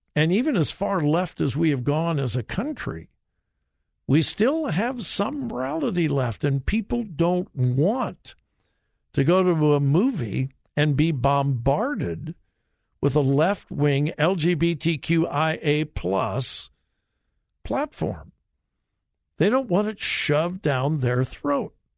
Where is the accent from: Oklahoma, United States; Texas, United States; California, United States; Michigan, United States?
California, United States; Southern; grew up in Southern California